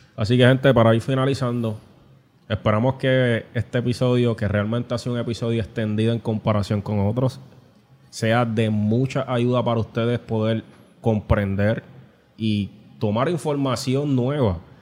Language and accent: Spanish; Puerto Rico; como sociedad puertorriqueña